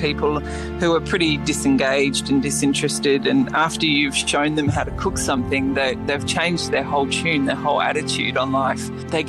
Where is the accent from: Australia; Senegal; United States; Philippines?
Australia; Western Australia; So I grew up in the Swan Valley with a big family, and it's a very warm climate.